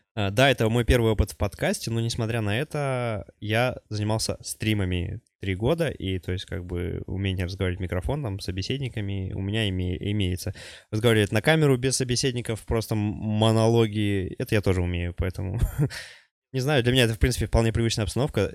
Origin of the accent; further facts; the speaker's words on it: Sovetsky, Khanty-Mansi Autonomous Okrug, Russia; also born or lived in Czech Republic; now in Kazakhstan; в гости к себе туда на родину, на родной край Хмао Советский